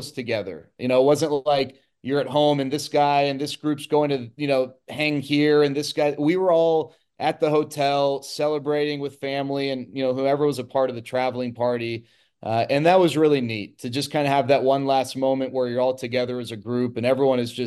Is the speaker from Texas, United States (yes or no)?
yes; Dallas, Texas, United States; growing up in Dallas, I grew up a diehard Rangers fan